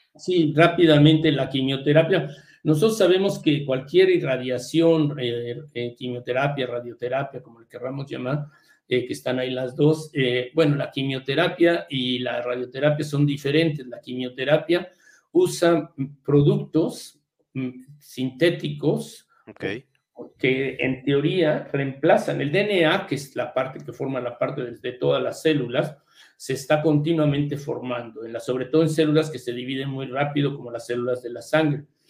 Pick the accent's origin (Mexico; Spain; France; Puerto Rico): Mexico; moved away as an adult; also born or lived in United States / England; now in London, United Kingdom; yo salí de México pero entrando a, primero a Harvard y luego a Inglaterra